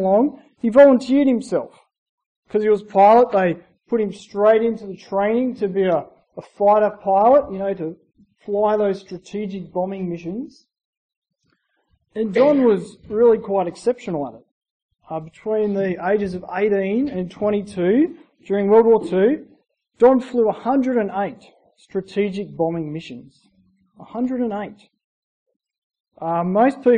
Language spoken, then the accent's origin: English; Gundagai, New South Wales, Australia; I grew up in Gundagai, New South Wales, a small town in New South Wales, about 2,000 people